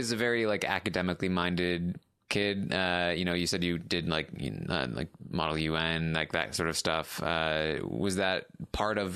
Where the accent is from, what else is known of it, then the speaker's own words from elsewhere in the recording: Maryland, United States; Yeah, I've been in Maryland my whole life. Uh, have not left.